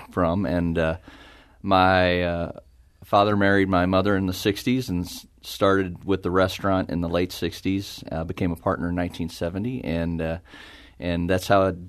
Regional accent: St. Charles, Missouri, United States; also born or lived in Kansas City, Missouri; I was uh, born and raised in St. Charles, and uh, my wife and I met at uh, Rockhurst University up in Kansas City okay. and uh, were married. And then about a year after we um, were married, moved to St. Charles

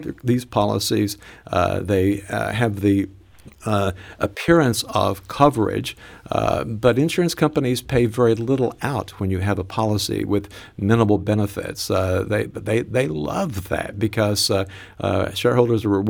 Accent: Mountain City, Tennessee, United States; also born or lived in Kingsport, Tennessee; I grew up actually in Mountain City, Tennessee, and Kingsport, Tennessee

